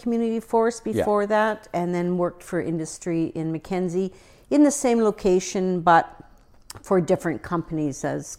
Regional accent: Ontario, Canada; also born or lived in Manitoba; I grew up in Northern Ontario.

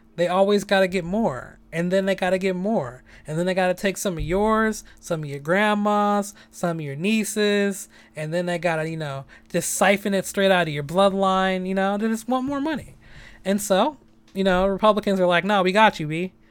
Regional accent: San Francisco, California, United States; I'm born and raised in San Francisco

